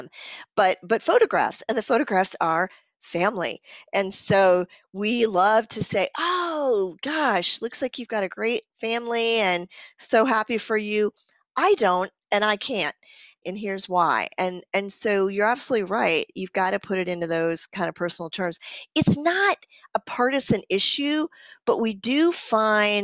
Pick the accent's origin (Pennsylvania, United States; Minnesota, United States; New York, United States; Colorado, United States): Minnesota, United States; I'm from Minnesota, so that's what we call them